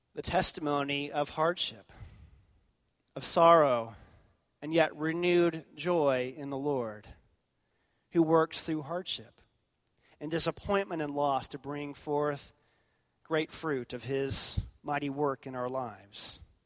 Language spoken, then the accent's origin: English; Texas, United States; I was from Texas